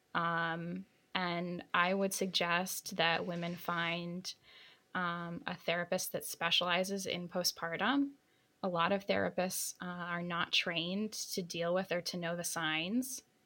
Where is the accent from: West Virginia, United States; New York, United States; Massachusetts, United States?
New York, United States; New York City; I'm a New Yorker